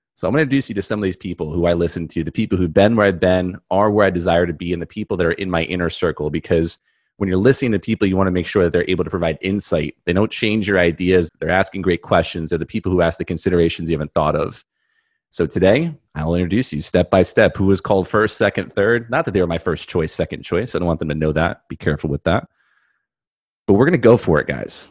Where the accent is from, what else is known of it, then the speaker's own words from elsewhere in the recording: New York, United States; I'm from New York